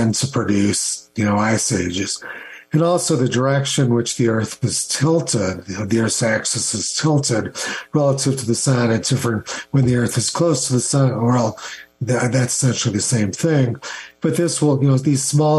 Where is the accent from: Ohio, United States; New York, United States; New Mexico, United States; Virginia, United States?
New Mexico, United States; Los Alamos; I grew up in Los Alamos